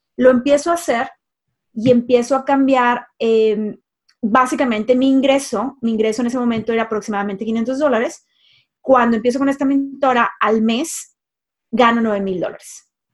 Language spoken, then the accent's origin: Spanish; Monterrey, Nuevo León, Mexico; now in United States; soy mexicana, nacida en el norte de México, en Monterrey, México